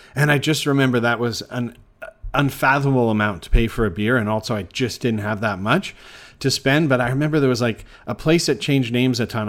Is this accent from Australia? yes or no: no; Canada; now in Bangkok, Thailand; being Canadian